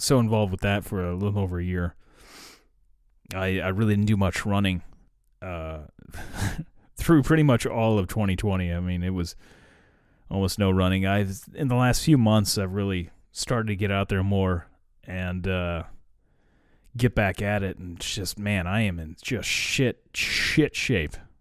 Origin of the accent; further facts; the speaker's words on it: United States; I'm American